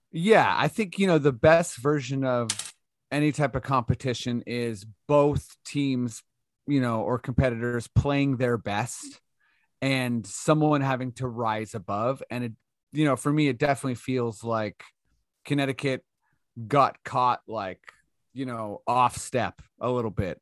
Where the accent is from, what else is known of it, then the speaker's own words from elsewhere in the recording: Canada; we're Canadian